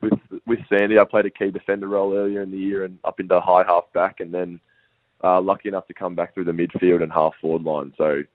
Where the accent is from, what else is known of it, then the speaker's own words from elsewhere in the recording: Bendigo, Victoria, Australia; also born or lived in Melbourne, Australia; So I'm originally from Bendigo, and then in year 9, I moved down to Melbourne Grammar at boarding school.